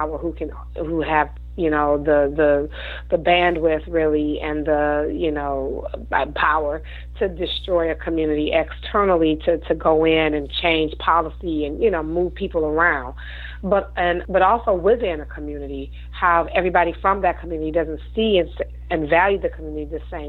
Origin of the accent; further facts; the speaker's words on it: Detroit, Michigan, United States; my hometown of Detroit.